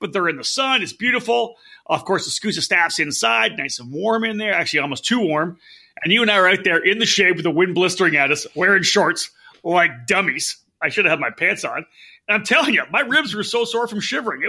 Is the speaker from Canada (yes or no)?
yes; Canada; I'm from Canada.